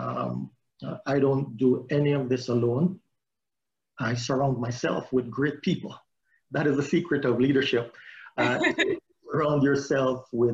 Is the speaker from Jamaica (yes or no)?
yes; Jamaica; now in United States; growing up in Jamaica, I became involved in the Jamaica Combined Cadet Force